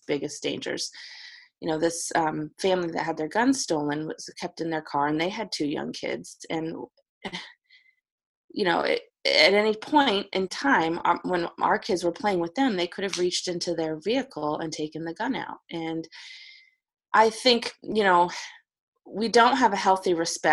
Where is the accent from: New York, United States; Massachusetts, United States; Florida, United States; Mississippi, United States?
Massachusetts, United States; the Berkshires, Western; moved away as an adult; also born or lived in Hickman County, Tennessee; now in Spring Hill, United States; I grew up in Western Massachusetts in the Berkshires